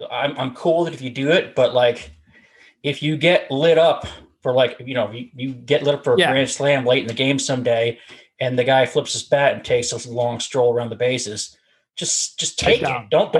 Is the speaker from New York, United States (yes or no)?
no; Massachusetts, United States; When I was growing up, it was really Massachusetts.